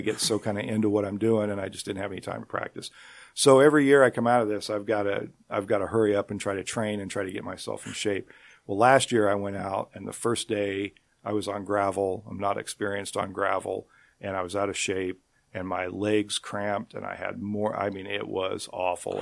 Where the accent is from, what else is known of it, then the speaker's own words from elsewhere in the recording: Nickerson, Kansas, United States; I grew up in Nickerson